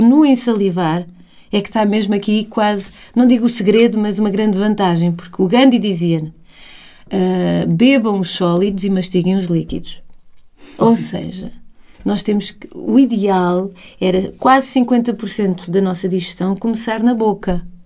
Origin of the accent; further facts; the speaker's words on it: Portugal; also born or lived in England / Spain; o facto de estarmos em Portugal